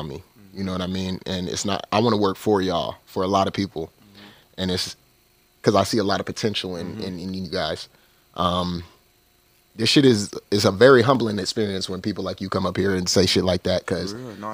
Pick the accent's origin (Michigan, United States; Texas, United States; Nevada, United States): Nevada, United States; Las Vegas; I'm from Vegas